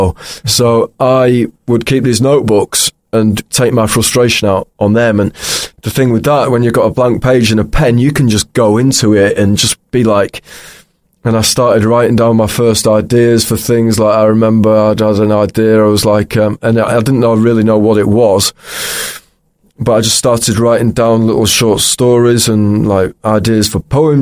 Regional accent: Pocklington, Yorkshire and the Humber, United Kingdom; moved away as an adult; also born or lived in York / Newcastle; now in London, United Kingdom; I was born in York, and then I grew up in a place called Pocklington

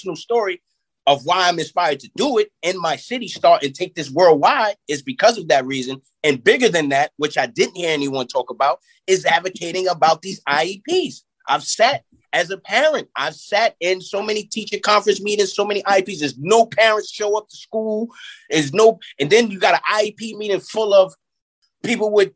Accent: Yonkers, New York, United States; In my city, where I grew up at in Yonkers, New York

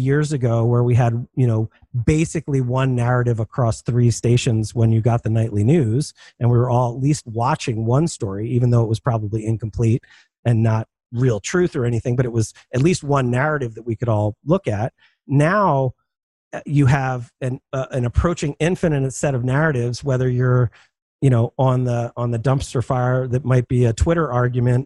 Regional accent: Philadelphia, Pennsylvania, United States; I'm from Philadelphia.

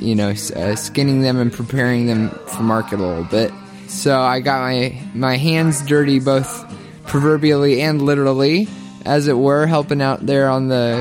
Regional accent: Kentucky, United States; moved away; also born or lived in Kansas; reminds me of home, reminds me of Kentucky

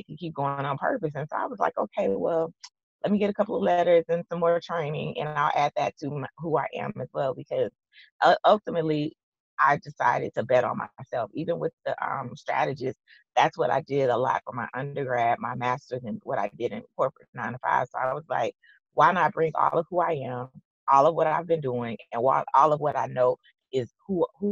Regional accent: Texas, United States; I'm from Texas

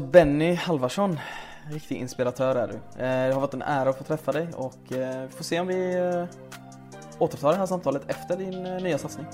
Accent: Sweden; also born or lived in Lebanon / Syria; vi kom ju till Sverige när jag var två år. Så vi växte upp i en svensk miljö med svenska elever

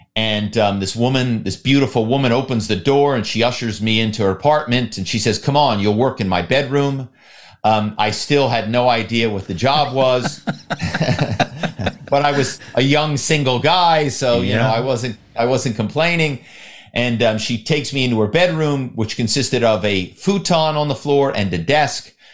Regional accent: Philadelphia, Pennsylvania, United States; my hometown is Philadelphia

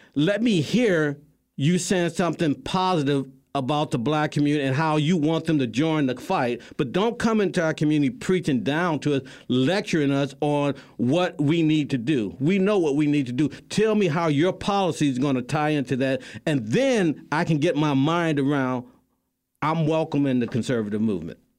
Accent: St. Louis, Missouri, United States; my hometown, Saint Louis

